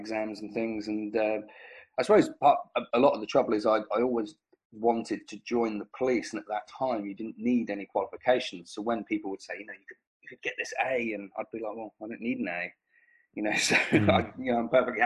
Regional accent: St Neots, East of England, United Kingdom; I grew up in a small town called St. Neots in Cambridgeshire.

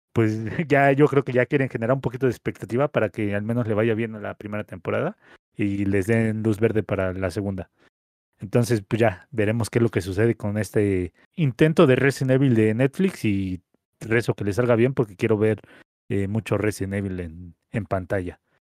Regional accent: Mexico; como mexicanos

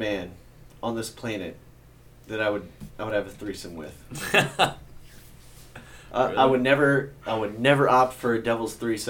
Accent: Owensville, Missouri, United States; Yeah, we're from Owensville.

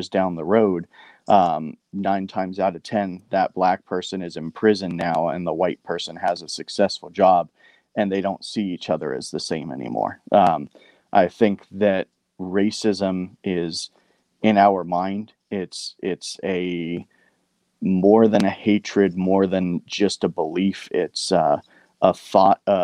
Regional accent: Bellflower, California, United States; I grew up in Bellflower, California

